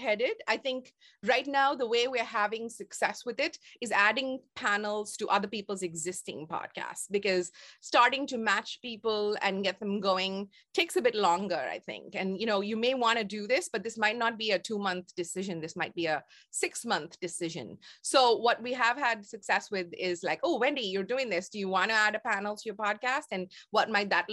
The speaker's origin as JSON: {"language": "English", "country": "India", "tie": "born or raised there", "moved": "as an adult", "lives_now": "Toronto, Canada", "said": "my raising as an Indian girl in the 70s"}